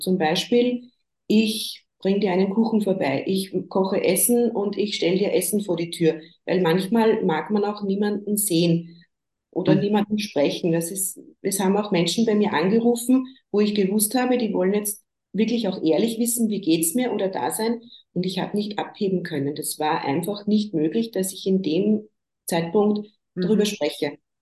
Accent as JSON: {"language": "German", "region": "Upper Austria", "country": "Austria", "said": "Ich komme aus Oberösterreich, wohne da im Großraum Linz mit meiner Familie."}